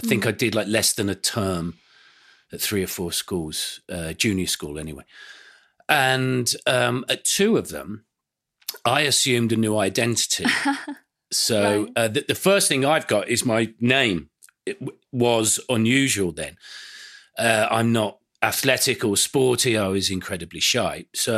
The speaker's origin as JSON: {"language": "English", "town": "Aston", "region": "West Midlands", "country": "United Kingdom", "tie": "born there", "said": "the first house that we lived in when I was born was in Aston, you know, on the outskirts of Birmingham city centre, a few doors down from Ozzy Osbourne's birthplace."}